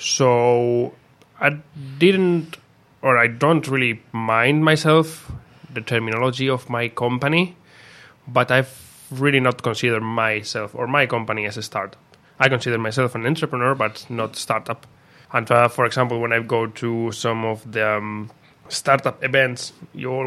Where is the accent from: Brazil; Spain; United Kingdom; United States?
Spain; now in Finland; I'm from Spain, 28